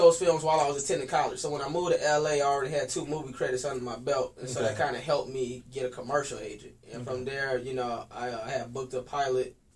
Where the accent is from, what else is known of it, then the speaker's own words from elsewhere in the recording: St. Petersburg, Florida, United States; my hometown, St. Petersburg